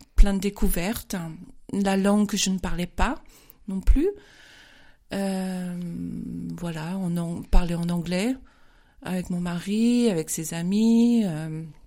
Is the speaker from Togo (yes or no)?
no; Paris, Île-de-France, France; moved away as an adult; now in Munich, Germany; Je viens de Paris directement. Je suis arrivée à Munich en 1991.